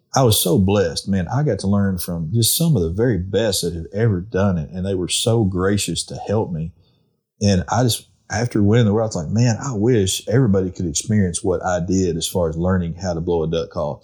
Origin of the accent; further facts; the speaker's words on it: Arkansas, United States; when I was a kid growing up in Arkansas